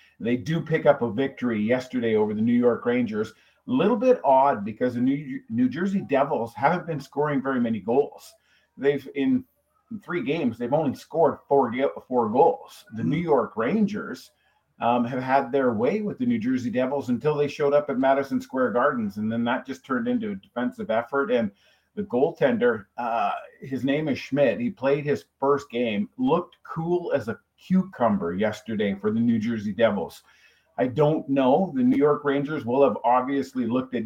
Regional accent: Canada; I'm a Canadian. I grew up watching hockey fights at nauseam

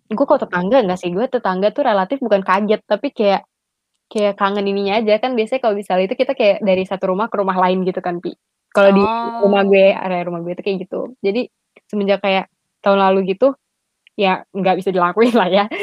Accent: Padang, West Sumatra, Indonesia; karena kan gue orang Padang kan jadi biasa ada

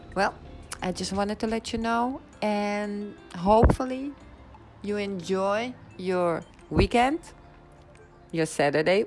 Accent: Netherlands; accent: Dutch and English mixed together; English is a second language; I'm Dutch, living in the Netherlands for now

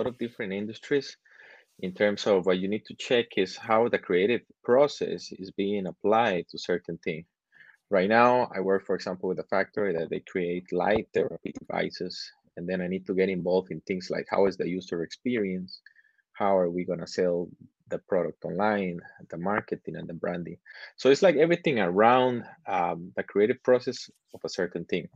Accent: Costa Rica; moved away as an adult; now in China; I'm originally from Costa Rica

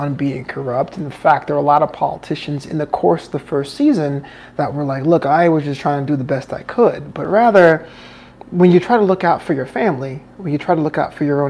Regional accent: United States; being an American

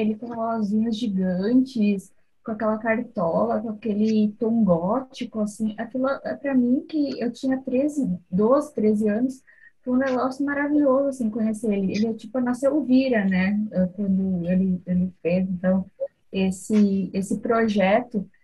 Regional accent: interior of Rio Grande do Sul, Brazil; Eu sou do interior do Rio Grande do Sul

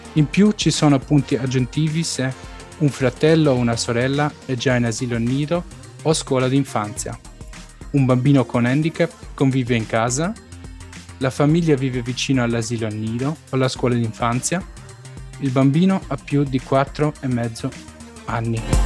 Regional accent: Stuttgart, Baden-Württemberg, Germany; sono nato e cresciuto a Stoccarda

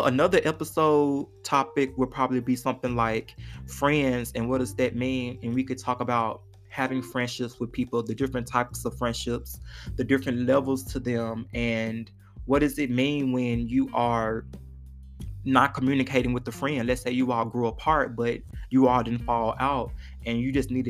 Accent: Forest City, Arkansas, United States; also born or lived in Memphis, Tennessee; now in Fayetteville, United States; I am originally from Memphis, Tennessee. When I was 10 years old, my mother moved to Forest City, Arkansas

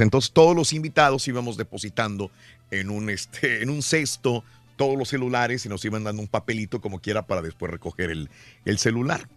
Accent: Mexico; Soy mexicano, sigo a México.

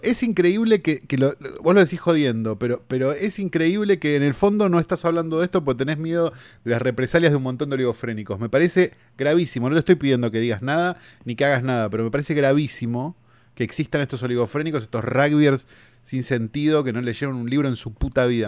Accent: Buenos Aires, Argentina; En Capital, nosotros los que somos porteños

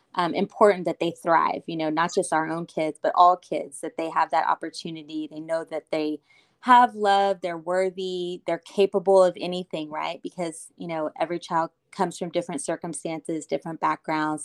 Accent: Austin, Texas, United States; I am from Austin

